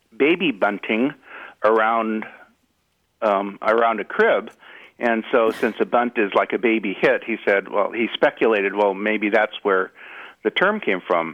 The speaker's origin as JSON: {"language": "English", "town": "Los Angeles", "region": "California", "country": "United States", "tie": "born or raised there", "said": "I'm from the Los Angeles area, and I grew up a Dodgers fan"}